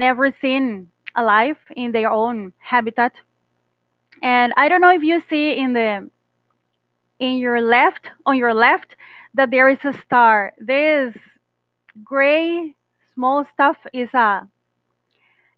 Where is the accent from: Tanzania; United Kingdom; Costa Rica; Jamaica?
Costa Rica; English is a second language; I'm Costa Rican